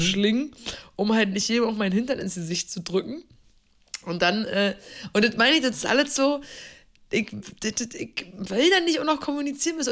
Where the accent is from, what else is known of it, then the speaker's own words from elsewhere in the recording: East Germany, Germany; ich komme aus dem Osten